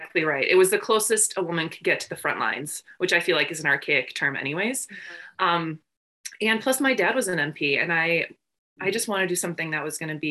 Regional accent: Northern Wisconsin, United States; also born or lived in Madison, Wisconsin / Aylesbury, England / Fargo; I grew up in Northern Wisconsin for the first 8 years

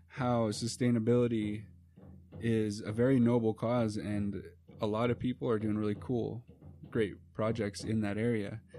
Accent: United States; first language English; we're from the United States

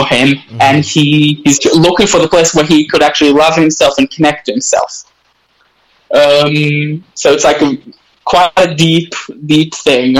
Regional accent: Israel; accent: half Australian, half Israeli; first language English; I'm the only child, actually, which was born in Israel

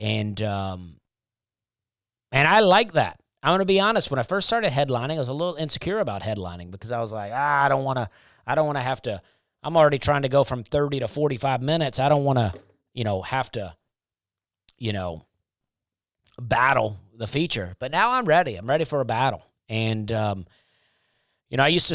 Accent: Opelika, Alabama, United States; I grew up in a town called Opelika, right next to Auburn University

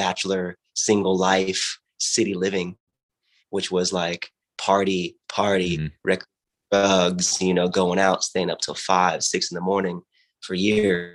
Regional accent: Watsonville, California, United States; I grew up in Watsonville, which is near Santa Cruz in California on the coast

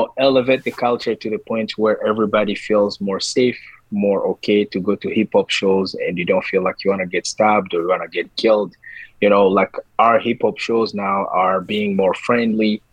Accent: DR Congo; moved away as an adult; now in Canada; I am a Canadian, but also I am an African from the Republic, the Democratic Republic of Congo. I've been here in Canada for 12 years now

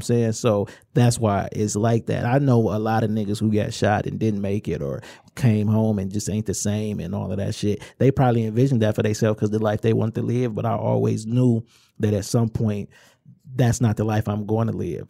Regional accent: Inkster, Michigan, United States; also born or lived in Romulus, Michigan; I'm from Inkster, but really I rep the whole area because I spent a lot of time in Romulus

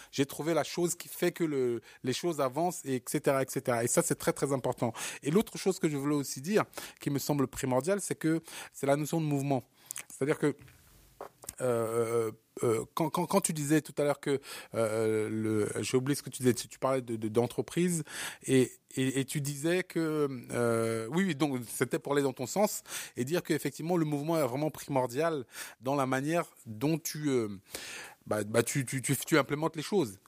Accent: Cameroon; moved away; mon pays natal qui est le Cameroun

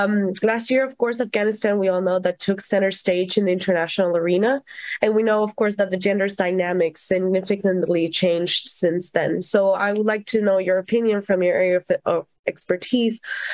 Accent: Venezuela; I'm also from Venezuela

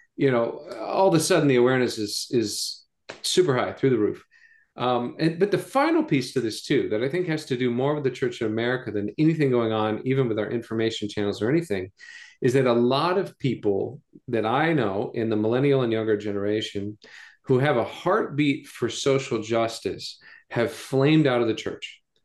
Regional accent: United States; gringos, Americans

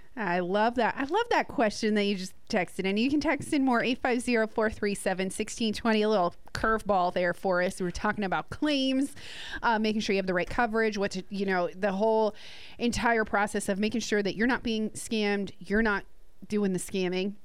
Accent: New Jersey, United States; now in Gulf Coast, United States; Matthew and I are both from New Jersey

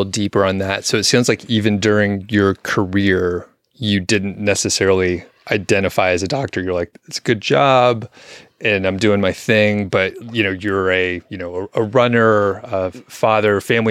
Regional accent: Atlanta, Georgia, United States; moved away; also born or lived in Bozeman; So I'm from Atlanta originally, but we lived in Bozeman for a few years.

